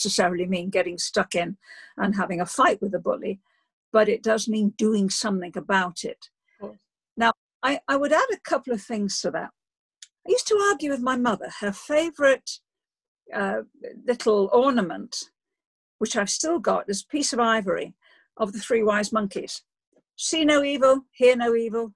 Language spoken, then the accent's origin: English; Liverpool, North West England, United Kingdom; moved away as an adult; also born or lived in Oxford; I grew up in Liverpool